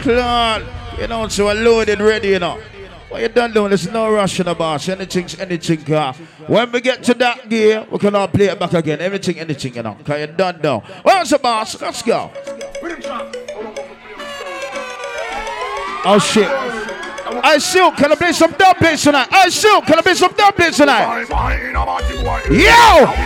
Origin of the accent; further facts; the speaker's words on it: London, United Kingdom; we come from Northwest London